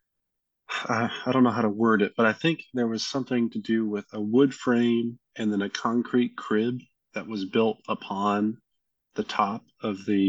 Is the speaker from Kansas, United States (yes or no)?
yes; Kansas, United States; I'm from Kansas